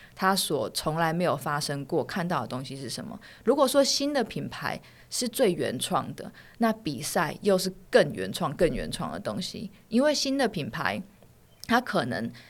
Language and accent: Chinese; Taiwan; moved away as an adult; also born or lived in London; 我在嗯哼。台湾完成我所有的义务教育跟大学，我才去到那边